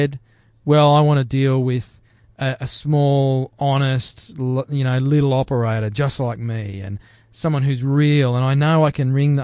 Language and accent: English; Queensland, Australia; also born or lived in Canberra; I was born in Canberra, but we left there when I was 6 years old and came to Queensland